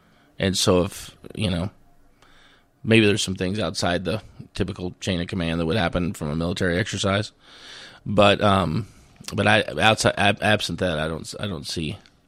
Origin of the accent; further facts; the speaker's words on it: Missouri, United States; And my home territory, my hometown, was in the very far southeast part of the district, 16 counties in northwest Missouri, 154,000 people.